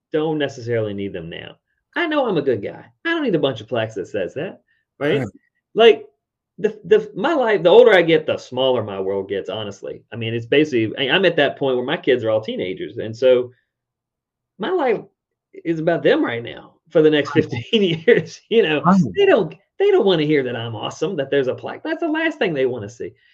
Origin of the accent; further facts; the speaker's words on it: Richmond, Virginia, United States; my hometown, Richmond, Virginia